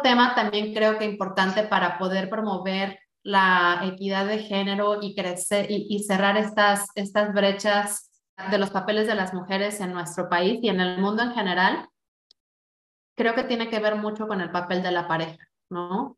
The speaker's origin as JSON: {"language": "Spanish", "country": "Mexico", "said": "como mexicano"}